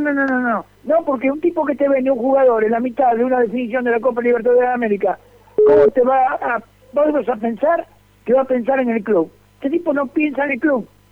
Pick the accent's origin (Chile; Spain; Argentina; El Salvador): Argentina; Avellaneda, Buenos Aires Province; moved away; yo nací en Avellaneda, pero hace muchos años que vivo acá